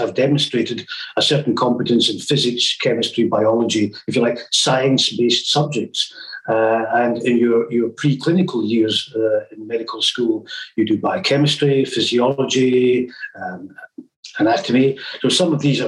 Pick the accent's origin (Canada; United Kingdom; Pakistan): United Kingdom; Glasgow, Scotland; moved away as an adult; also born or lived in Aberdeen / Bath / Camberley / Cairns; I'm from Glasgow, but I trained as a doctor in Aberdeen